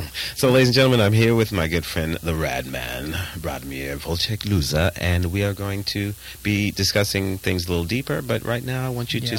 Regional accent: New York, United States; You know, I'm from New York, too.

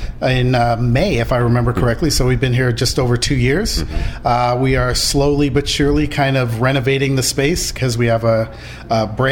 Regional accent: Los Angeles, California, United States; I was born and raised in LA. I love LA.

